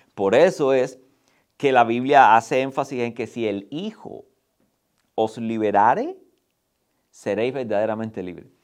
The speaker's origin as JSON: {"language": "Spanish", "country": "Cuba", "said": "los que somos cubanos que tenemos la experiencia de vivir bajo la misma realidad por 62 años"}